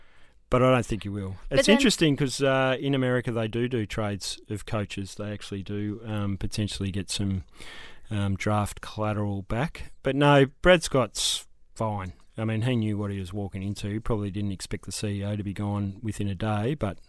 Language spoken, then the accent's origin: English; Mordialloc, Victoria, Australia; I grew up in Morty Alec.